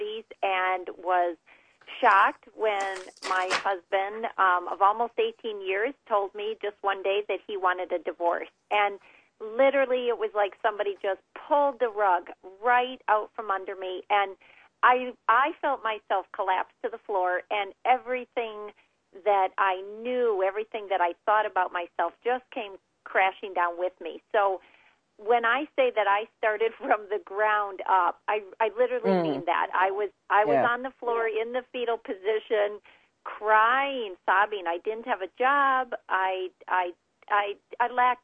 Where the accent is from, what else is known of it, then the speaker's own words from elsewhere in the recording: Upper Peninsula, Michigan, United States; now in Chicago, United States; I grew up in the Upper Peninsula